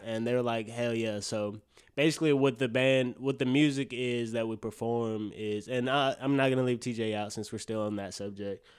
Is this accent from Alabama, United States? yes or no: yes; Birmingham, Alabama, United States; I'm from Alabama, Birmingham.